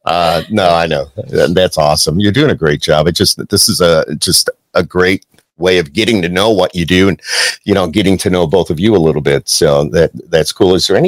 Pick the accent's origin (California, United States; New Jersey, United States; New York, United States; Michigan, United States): New York, United States; Camillus; I grew up in Camillus